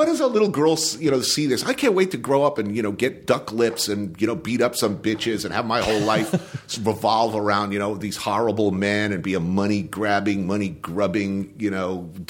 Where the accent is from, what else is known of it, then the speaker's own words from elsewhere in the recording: New Jersey, United States; It's like I grew up in New Jersey, but people didn't look like that and where I came from.